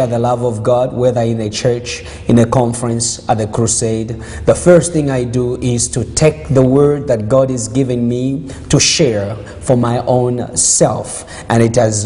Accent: Zambia; now in Canada; I was born there. I was born in Zambia

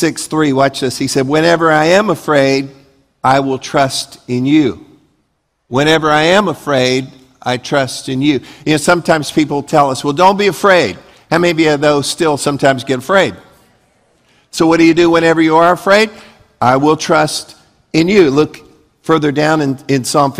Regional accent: Leesburg, Florida, United States; I grew up in Leesburg

